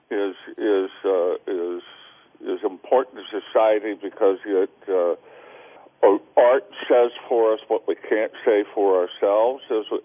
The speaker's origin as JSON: {"language": "English", "town": "Salinas", "region": "California", "country": "United States", "tie": "born there", "said": "Salinas is in California. So it's a it's a common mistake."}